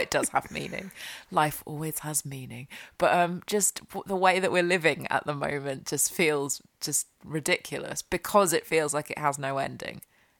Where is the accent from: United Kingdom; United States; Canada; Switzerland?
United Kingdom; We're British, we do talk about the weather quite a lot.